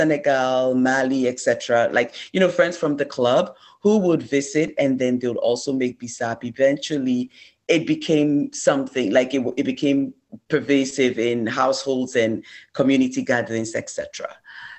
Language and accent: English; Ghana; moved away as an adult; I am originally from Ghana. I immigrated here for college.